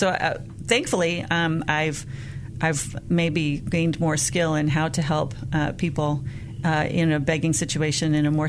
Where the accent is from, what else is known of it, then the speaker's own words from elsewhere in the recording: Sierra Leone; You know, growing up in Sierra Leone, I saw people with disabilities and saw a lot of times them living lives as beggars along the sides of the streets.